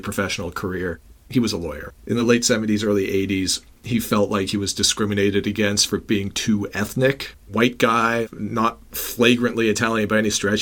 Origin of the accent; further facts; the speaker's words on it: Toronto, Ontario, Canada; I'm born and raised in Toronto